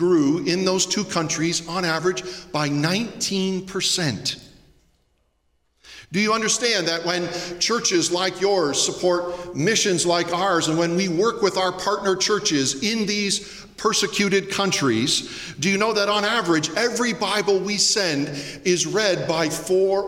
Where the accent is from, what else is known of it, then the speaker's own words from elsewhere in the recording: Southern Ontario, Canada; growing up in the 80s in Southern Ontario